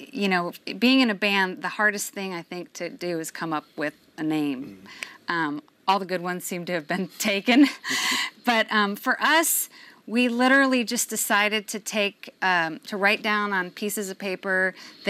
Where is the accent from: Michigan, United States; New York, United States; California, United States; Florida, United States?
Michigan, United States; Detroit; I grew up in Detroit